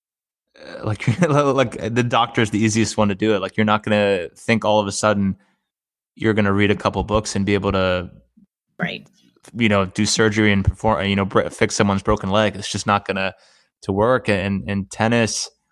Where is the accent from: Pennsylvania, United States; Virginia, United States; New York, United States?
Pennsylvania, United States; Erie; moved away; growing up in Erie, Pennsylvania, and it probably was a detriment to me when I moved down here.